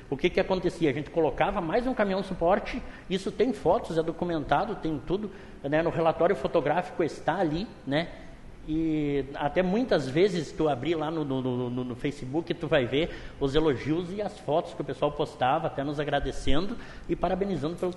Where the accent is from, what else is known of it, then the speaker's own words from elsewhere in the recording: Caxias do Sul, Rio Grande do Sul, Brazil; moved away; eu tenho a minha casa normal, que é de quando eu vim de Caxias do Sul e comprei, né?